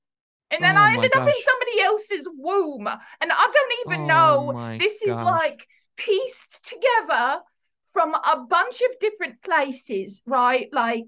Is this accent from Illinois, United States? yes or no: no; Independence, Missouri, United States; Like, I was born in Independence, Missouri. All right.